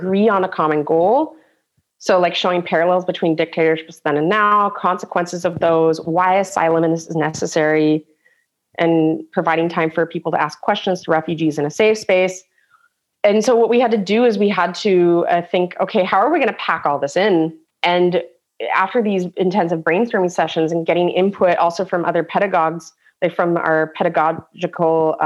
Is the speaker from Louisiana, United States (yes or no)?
no; San Diego, California, United States; now in Germany